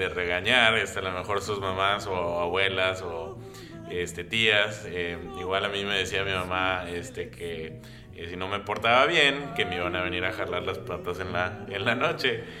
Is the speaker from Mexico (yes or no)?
no; Brownsville, Texas, United States; now in Hood River, United States; en el, en el, sur de Texas, allí en la frontera, en la región de donde soy, este se llama el Valle de Río Grande